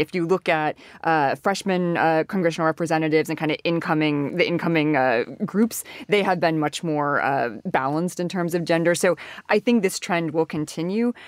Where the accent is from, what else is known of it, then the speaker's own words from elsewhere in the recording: Washington, District of Columbia, United States; moved away; I come from Washington, D C